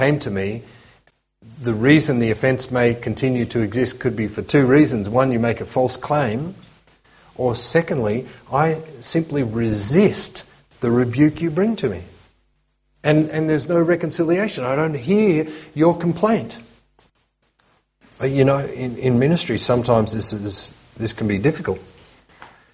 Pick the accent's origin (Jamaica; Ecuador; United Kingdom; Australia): Australia; as we Aussies